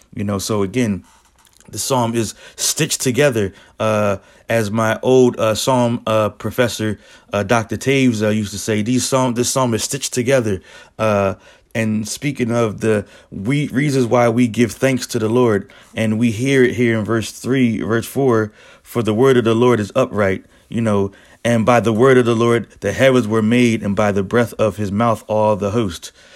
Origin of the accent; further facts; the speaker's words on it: Philadelphia, Pennsylvania, United States; I'm from Philly.